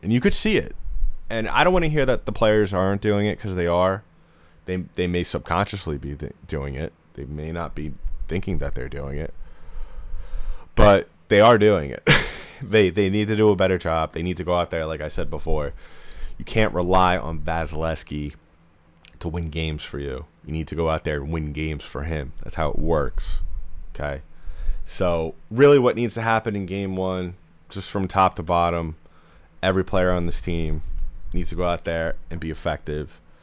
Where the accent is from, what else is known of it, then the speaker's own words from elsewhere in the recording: New York area, United States; I'm from the New York area